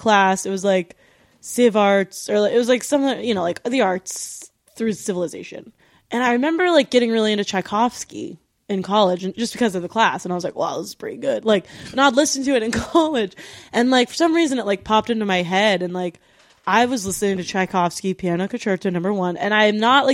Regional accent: Pennsylvania, United States; I'm from Pennsylvania

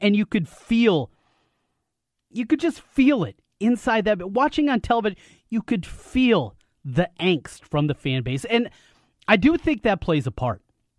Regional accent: North Central Iowa, United States; So growing up where I did, in North Central Iowa, where it was predominantly Vikings fans

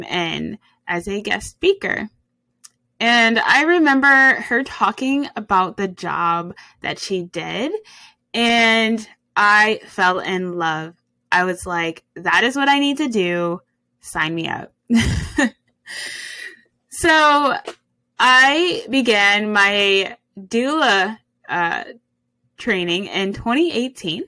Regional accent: Cleveland, Ohio, United States; I hail from Cleveland, Ohio

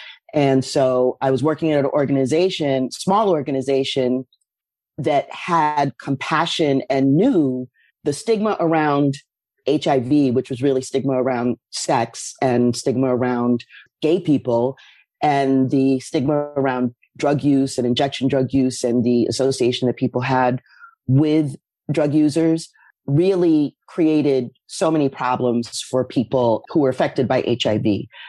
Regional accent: Massachusetts, United States; moved away as an adult; now in New York, United States; I came to New York from Western Massachusetts in 1989.

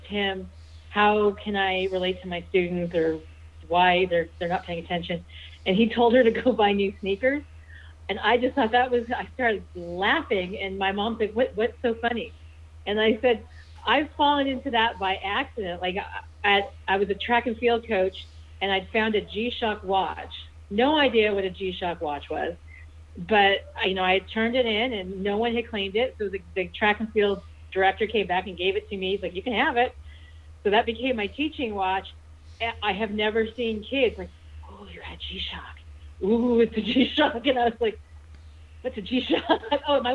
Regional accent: Arizona, United States; now in Montana, United States; I grew up in Arizona

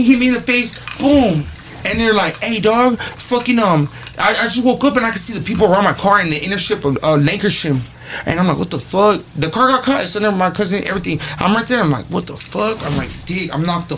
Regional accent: Baldwin Park, California, United States; I grew up in Baldwin Park with my grandpa and my grandma.

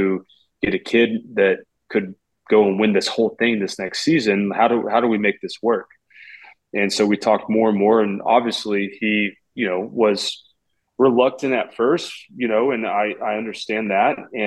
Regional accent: Oklahoma City, Oklahoma, United States; I'm from Oklahoma City.

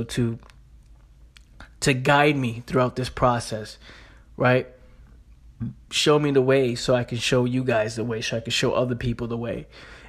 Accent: Bronx, New York, United States; Growing up in the Bronx, New York, growing up in the hood, right? People dying up the block, people selling drugs

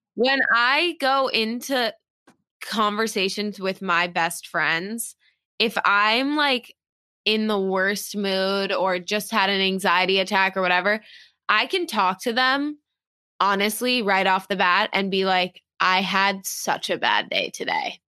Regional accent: New York City, New York, United States; I was born and raised in New York

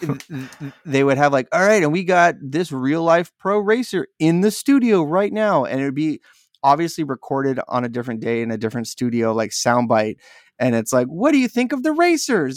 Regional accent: San Diego, California, United States; I'm from San Diego

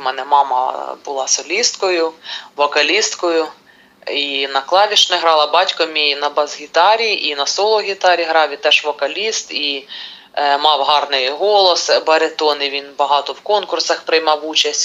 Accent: Kirovohrad Oblast, Ukraine; моєї рідної Кіровоградщини

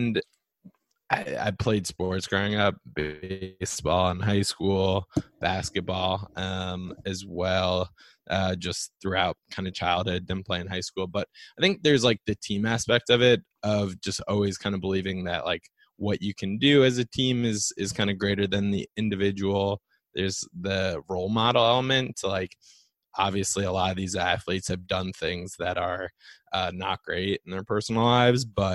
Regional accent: New Jersey, United States; I grew up in New Jersey

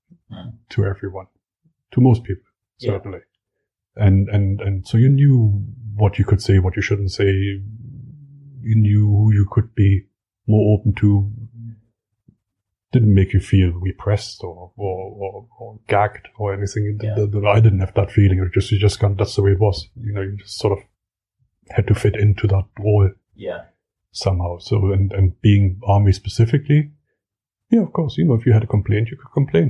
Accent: Germany; We had the Soviet army garrison in my hometown

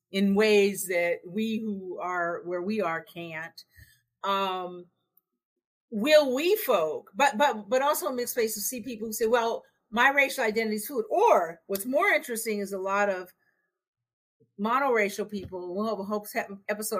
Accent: West Coast, United States; I'm from the West Coast. I got millennial kids

